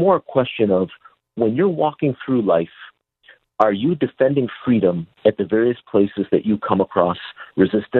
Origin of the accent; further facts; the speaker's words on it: Chicago, Illinois, United States; moved away; also born or lived in California; I'm a transplant from Chicago